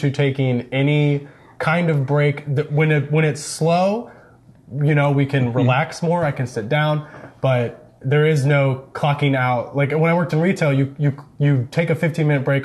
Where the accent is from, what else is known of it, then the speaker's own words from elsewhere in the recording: suburbs west of St. Louis, Missouri, United States; I didn't grow up in the city of St. Louis, Missouri. I grew up about 45 minutes west in the suburbs. I have always lived in the Midwest.